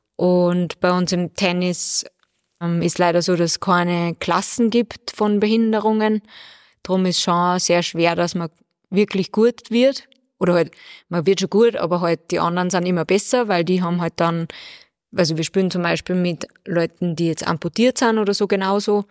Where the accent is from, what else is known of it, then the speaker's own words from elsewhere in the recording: Bad Ischl, Upper Austria, Austria; Also ich bin ja aus Bad Ischl